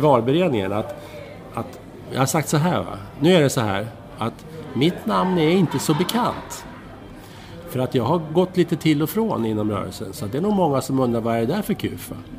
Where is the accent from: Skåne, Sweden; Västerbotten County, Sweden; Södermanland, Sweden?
Södermanland, Sweden; Strängnäs; jag växte upp i eh, Strängnäs